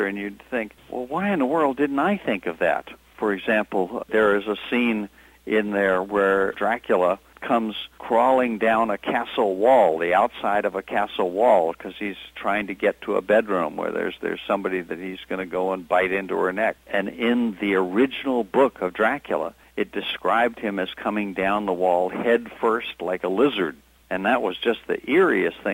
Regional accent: Birmingham, Alabama, United States; I grew up in Birmingham

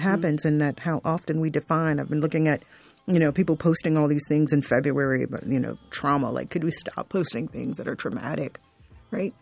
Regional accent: South Florida, United States; I grew up in South Florida

